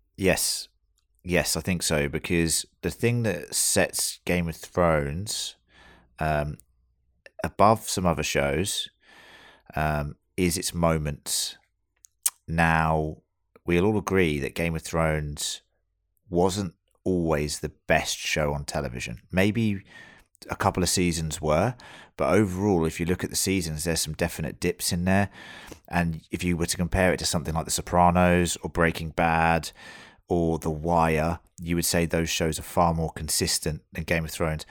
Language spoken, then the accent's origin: English; United Kingdom; now in Australia; as we are all British